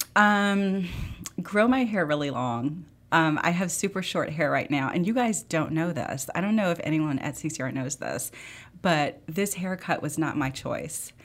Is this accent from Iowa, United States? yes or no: no; Memphis, Tennessee, United States; I grew up in Memphis